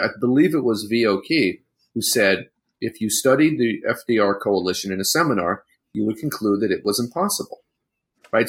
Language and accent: English; San Francisco, California, United States; growing up in San Francisco